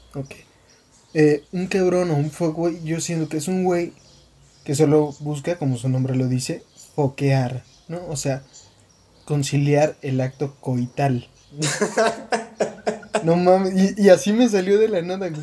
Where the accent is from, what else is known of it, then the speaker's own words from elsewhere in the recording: Mexico; soy mexicano. Al menos la mitad de mí